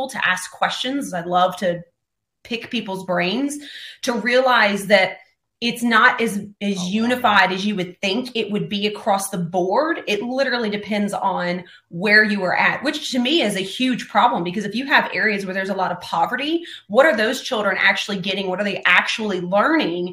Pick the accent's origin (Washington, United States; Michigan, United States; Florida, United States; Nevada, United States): Florida, United States; now in Tennessee, United States; I was born in Florida. I'm in Tennessee, so I am from the South.